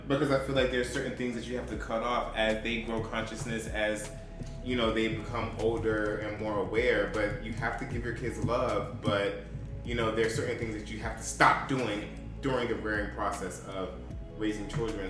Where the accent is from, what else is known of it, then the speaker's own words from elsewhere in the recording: United States; as an American